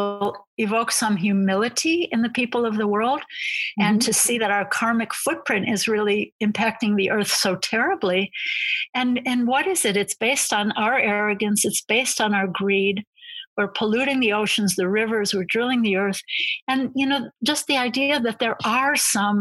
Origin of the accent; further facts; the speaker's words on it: United States; as an American